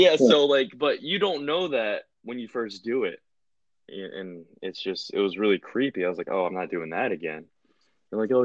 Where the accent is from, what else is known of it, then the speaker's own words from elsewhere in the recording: the South, United States; growing up in the South